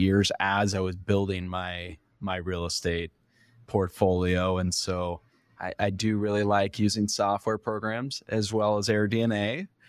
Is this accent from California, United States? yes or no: yes; California, United States; I'm from California originally